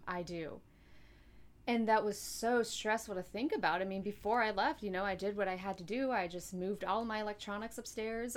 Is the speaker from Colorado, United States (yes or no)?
no; North Carolina, United States; also born or lived in Florida; I grew up in North Carolina, I lived in Florida for nine years.